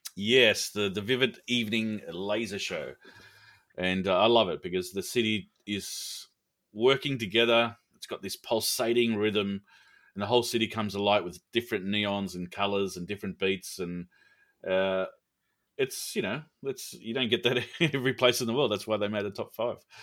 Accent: Sydney, New South Wales, Australia; it's my hometown

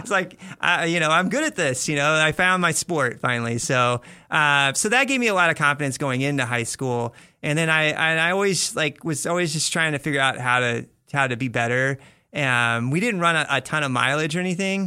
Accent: Bloomington, Indiana, United States; if you guys know the Indiana Hoosiers, uh, that, that's the town I'm from. Uh-huh. So that's where I grew up.

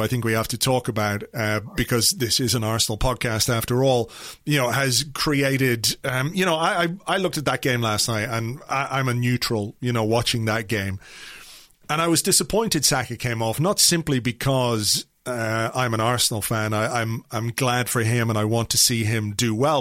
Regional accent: Ireland; I say this as an Irishman

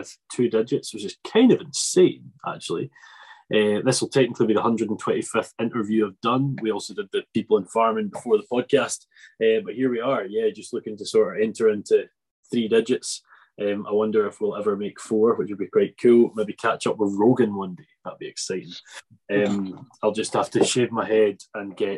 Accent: an island off Ayrshire, Scotland, United Kingdom; I'm from Ayrshire, it's kind of like, it's an island off Ayrshire

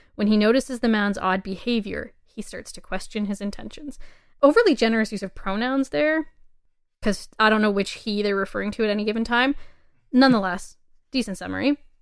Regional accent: Canada; as a Canadian

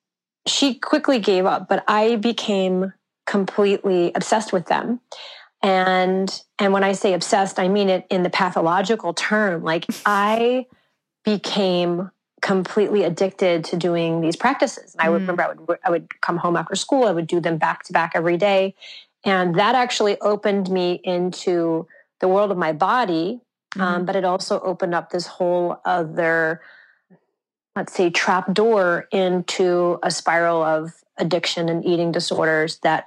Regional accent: Santa Fe, New Mexico, United States; I grew up in Santa Fe, New Mexico, off the grid in a solar home.

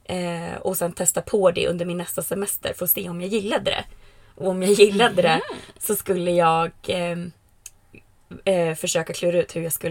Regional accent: Västerås, Västmanland, Sweden; also born or lived in United States / Falkenberg; Jag, eh, jag kommer från eh, Västerås. Eh, men jag har inte bott där på tio år. Eh, jag flyttade till USA en sväng och pluggade. Och sen flyttade jag till Falkenberg som ligger i Halland.

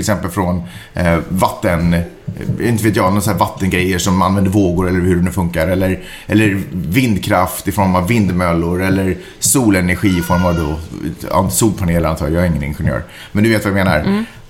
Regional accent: Finland; accent: Finland-Swedish; now in Sweden; jag, som ändå är första generationens invandrare i Sverige

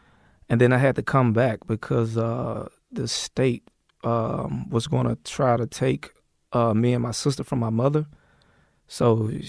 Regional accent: Atlanta, Georgia, United States; moved away as an adult; also born or lived in Athens, Georgia / Tennessee; I grew up in Atlanta, yeah. Born in Athens, Georgia.

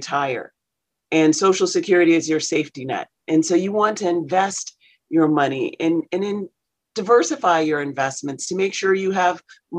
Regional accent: South Carolina, United States; I grew up in South Carolina, actually. So I'm a poor Southern girl.

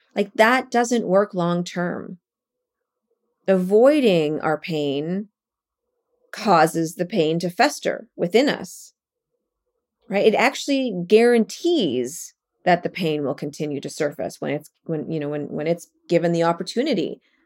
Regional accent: Calgary, Alberta, Canada; moved away as an adult; also born or lived in Vancouver / Japan / Toronto / Brooklyn; now in New York, United States; I was born and raised in Calgary, Alberta

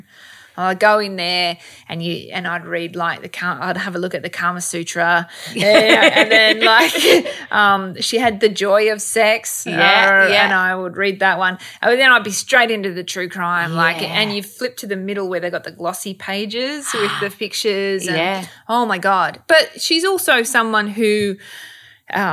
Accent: Sydney, New South Wales, Australia; I'm from Bankstown, you know, I'm from Sydney's West and I went to a public high school

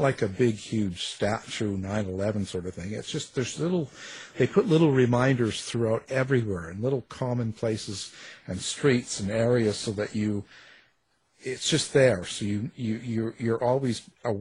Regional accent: Canada; I'm Canadian

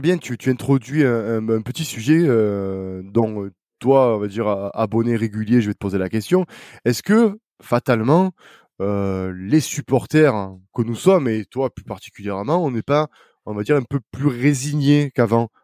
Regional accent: south of France, France; accent: accent chantant (southern); mon accent chantant

